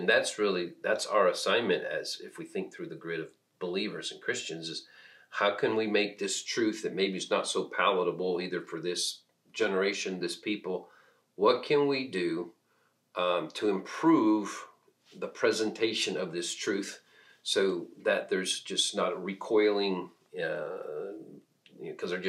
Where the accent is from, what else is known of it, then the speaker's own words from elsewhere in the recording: Peru; moved away as an adult; I was born and raised in Peru, South America, so most of my first 18 years were in South America.